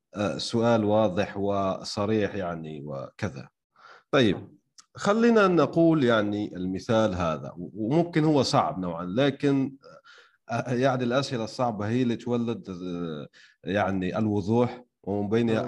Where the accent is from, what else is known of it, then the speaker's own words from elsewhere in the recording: Algeria; عندنا في الجزائر